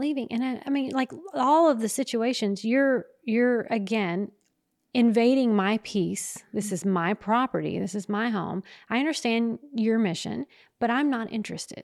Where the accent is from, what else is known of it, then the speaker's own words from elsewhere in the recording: the South, United States; we're from the South